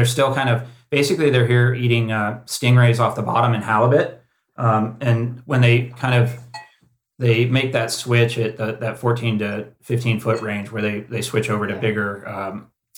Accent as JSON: {"language": "English", "town": "Cocoa Beach", "region": "Florida", "country": "United States", "tie": "born or raised there", "moved": "as an adult", "lives_now": "Santa Cruz, United States", "said": "I grew up in Florida and we grew up poor"}